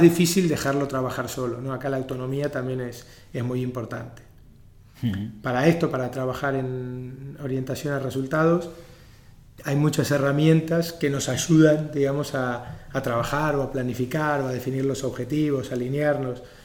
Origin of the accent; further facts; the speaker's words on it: Argentina; now in Spain; yo que vengo de Argentina y mismo aquí en España